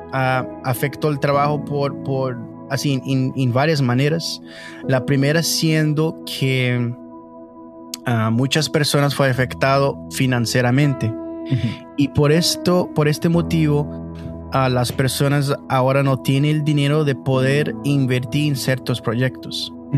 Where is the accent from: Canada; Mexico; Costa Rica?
Canada; Spanish is a second language; Tengo 26 años y nací aquí en Canadá de, familia brasileña